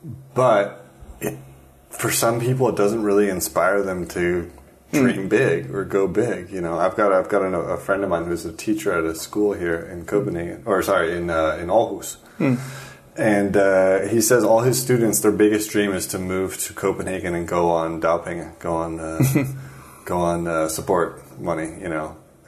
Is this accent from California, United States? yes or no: yes; just north of San Francisco, California, United States; now in Denmark; as an American, I think that makes a lot of sense. I mean, I come from just north of San Francisco